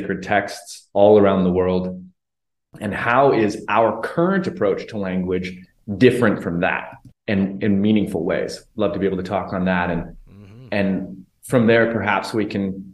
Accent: Calgary, Alberta, Canada; moved away as an adult; also born or lived in Vancouver Island, Canada; now in Mexico; born and raised in Calgary, Alberta, Canada, most recently living on Vancouver Island in Canada, currently in Mexico

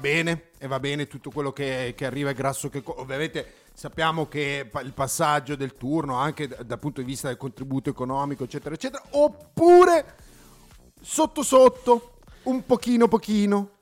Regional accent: Sedriano, Lombardy, Italy; son di Sedriano Beach

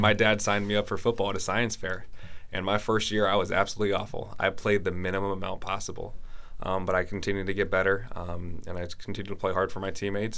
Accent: San Francisco Bay Area, California, United States; moved away as an adult; also born or lived in Pacific Northwest; now in Norway; I'm originally from the San Francisco Bay Area

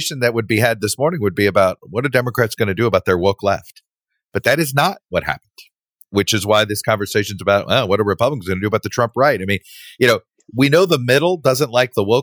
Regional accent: Florida, United States; from my home state of Florida

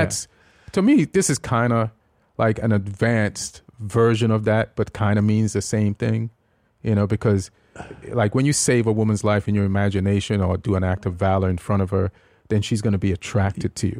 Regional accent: Jamaica; also born or lived in England / New York; now in United States; when I was growing up in Jamaica

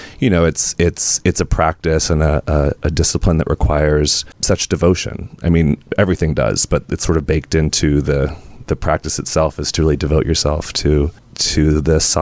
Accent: Sonora, California, United States; also born or lived in Alameda, California / Oakland, California; when I was 9, I moved with my mom. I'm an only child, and I was raised by a single mom. We moved to the foothills of the Sierra Nevadas, a small town

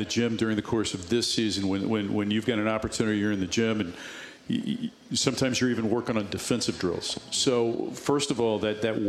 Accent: the East Side, Illinois, United States; I grew up on the East Side.

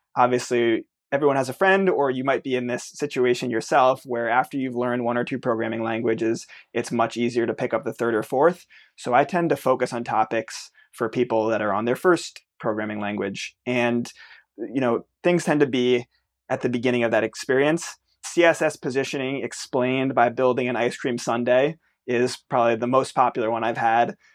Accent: United States; I'm an American

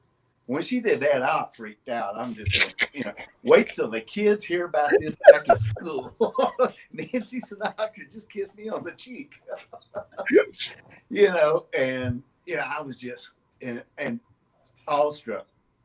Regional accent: Yokohama, Kanagawa, Japan; born there; also born or lived in Germany; I was born in Yokohama, Japan.

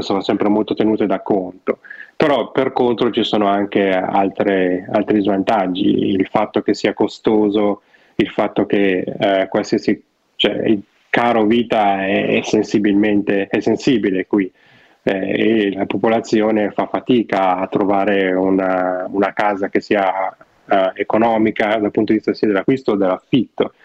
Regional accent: Novara, Piedmont, Italy; now in Vancouver, Canada; io che sono di Novara

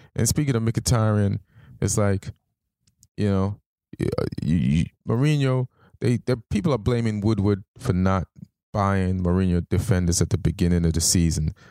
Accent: Jamaica; I, I grew up in Jamaica

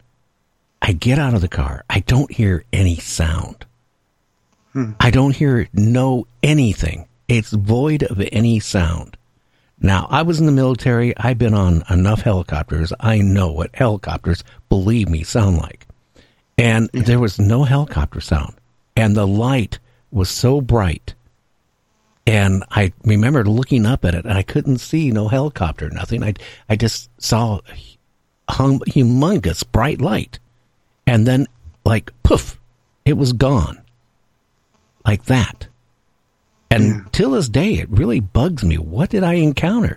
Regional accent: Seattle, Washington, United States; I grew up in Seattle area. That's where my home, you know, always has been

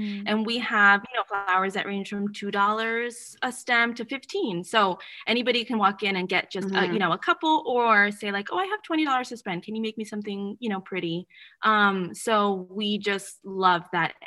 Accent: San Diego, California, United States; moved away as an adult; now in Boston, United States; I'm from San Diego, California

